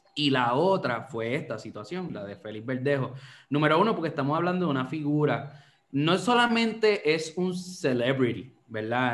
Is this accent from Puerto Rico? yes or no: yes; Puerto Rico